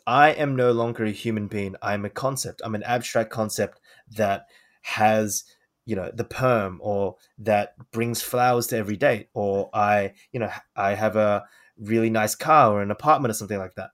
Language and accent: English; Australia; I was born in Australia